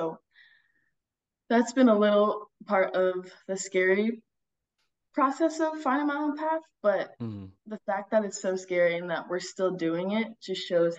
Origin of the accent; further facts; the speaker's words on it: Northern Virginia, United States; moved away as an adult; also born or lived in North Carolina; now in Hjørring, Denmark; I grew up in Northern Virginia playing football since I was like 5.